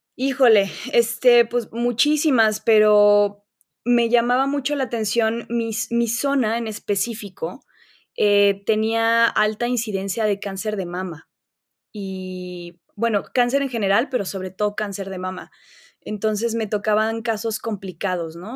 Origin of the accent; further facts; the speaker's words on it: León, Guanajuato, Mexico; nací en León, Guanajuato. He pasado la gran parte de mi vida aquí. Este, en realidad, pues toda mi vida